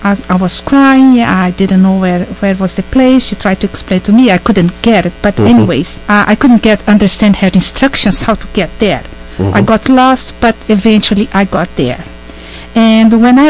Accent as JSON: {"language": "English", "country": "Brazil", "tie": "born or raised there", "also_born_or_lived": "British Columbia / Manitoba / Ontario", "moved": "as an adult", "lives_now": "Canada", "said": "I was born and raised in Brazil. After I concluded my BA degree in English Language and Literature in 1986, I migrated to Canada."}